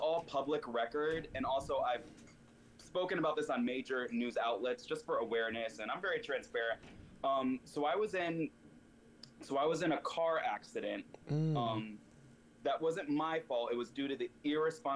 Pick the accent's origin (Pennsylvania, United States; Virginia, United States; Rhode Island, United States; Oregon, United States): Virginia, United States; moved away as an adult; also born or lived in Connecticut / California; now in New York, United States; I was born in Connecticut, raised in Virginia, and then when I was 22, I moved to California